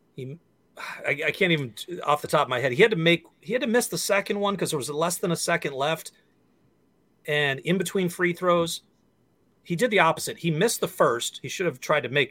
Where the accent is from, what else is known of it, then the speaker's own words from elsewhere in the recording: Western Massachusetts, United States; also born or lived in San Diego / Seattle; now in Minnesota, United States; I grew up in Western Massachusetts, so I grew up um, three hours away from Boston